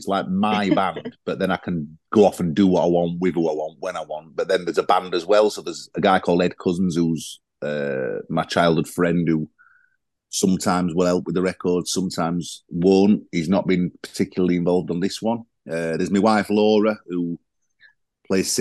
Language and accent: English; Sheffield, Yorkshire and the Humber, United Kingdom; accent: South Yorkshire; I sing in my own accent, so that's a commonality, I guess, to Sheffield